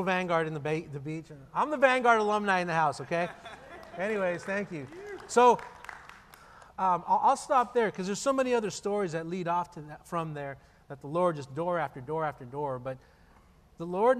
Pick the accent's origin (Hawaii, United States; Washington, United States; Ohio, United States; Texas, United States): Texas, United States; El Paso; born and raised in El Paso, and I grew up in a really difficult circumstance